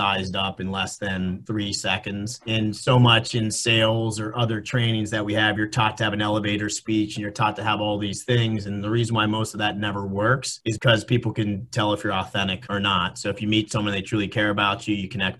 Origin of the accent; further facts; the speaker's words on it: Pittsburgh, Pennsylvania, United States; moved away as an adult; now in Philadelphia, United States; I was born and raised in Pittsburgh, 412 or 724, but I've been in Philly for the past 25 years